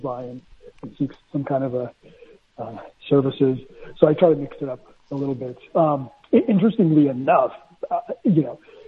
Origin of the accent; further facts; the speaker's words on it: Indiana, United States; first language Spanish; moved away; I was born and raised in Indiana, of all places